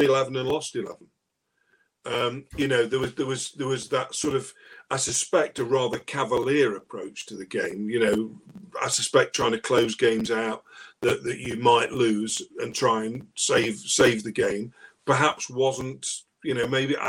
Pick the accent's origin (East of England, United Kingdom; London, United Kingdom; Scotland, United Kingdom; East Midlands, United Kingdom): East Midlands, United Kingdom; Ilkeston; my hometown of Ilkeston